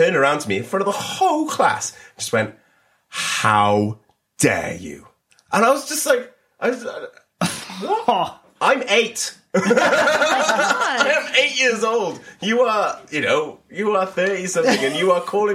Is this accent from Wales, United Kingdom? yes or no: yes; Cardiff, Wales, United Kingdom; Cardiff. Yeah. I went to Ysgol y Wern